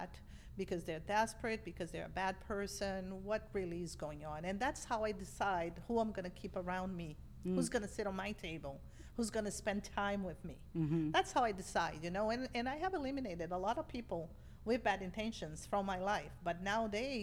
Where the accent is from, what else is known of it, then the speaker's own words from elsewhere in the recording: Brazil; English is a second language; moved away as an adult; also born or lived in Boston, United States; now in United States; I grew up in a family of immigrants in Brazil